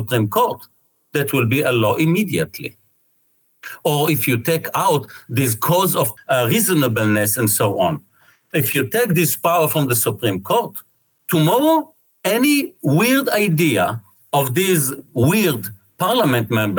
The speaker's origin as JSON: {"language": "English", "country": "Israel"}